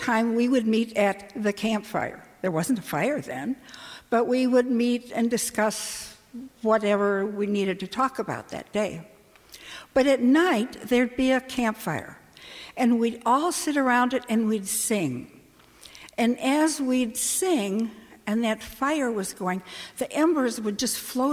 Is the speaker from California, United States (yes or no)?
no; Minneapolis, Minnesota, United States; moved away as an adult; I grew up in Minneapolis